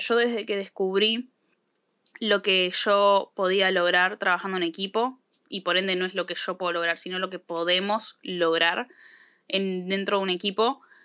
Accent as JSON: {"language": "Spanish", "country": "Argentina", "said": "no nací de una probeta, chicos, no nací de un huevo, nací en este país"}